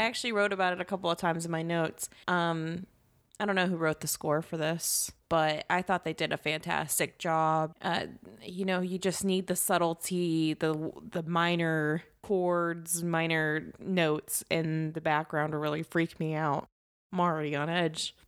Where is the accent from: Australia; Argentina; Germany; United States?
United States; Louisiana; moved away; I grew up in Louisiana